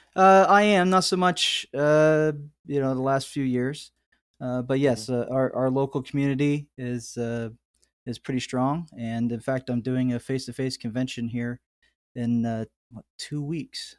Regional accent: outside of Pittsburgh, Pennsylvania, United States; moved away as an adult; also born or lived in California; my hometown here outside of Pittsburgh, uh, Pennsylvania

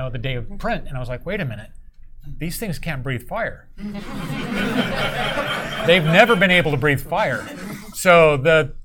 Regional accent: Point Arena, California, United States; my hometown, Northern California. It's Point Arena

